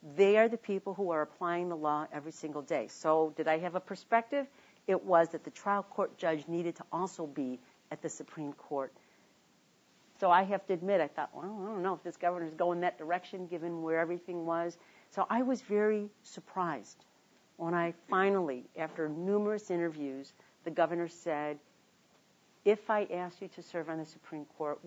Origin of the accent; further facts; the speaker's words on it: Chicago, Illinois, United States; moved away; also born or lived in Washington; I was born in Chicago, on the south side of Chicago, in a working-class neighborhood named Bridgeport